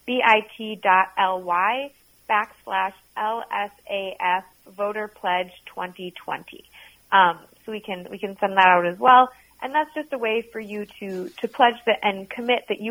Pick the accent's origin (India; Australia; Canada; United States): United States; Minneapolis, Minnesota; also born or lived in Seattle, Washington; I'm from Minneapolis originally, went out to school in Seattle, Washington, and then came back here after graduating